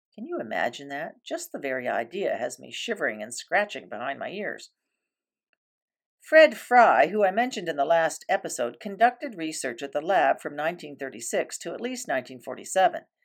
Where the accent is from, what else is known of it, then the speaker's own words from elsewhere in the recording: Canoe Lake, Ontario, Canada; I was growing up on Canoe Lake